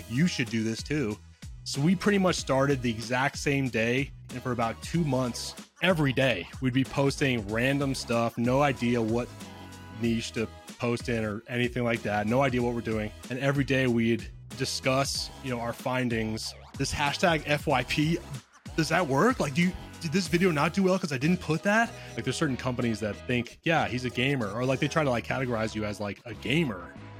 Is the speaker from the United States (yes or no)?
yes; near Seattle, Washington, United States; I grew up near Seattle